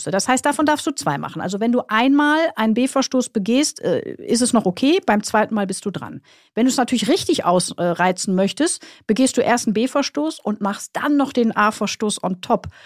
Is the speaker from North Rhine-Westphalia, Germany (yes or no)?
yes; Krefeld, North Rhine-Westphalia, Germany; ich komme ja aus Krefeld, wenn ich von äh, Krefeld nach Köln fahre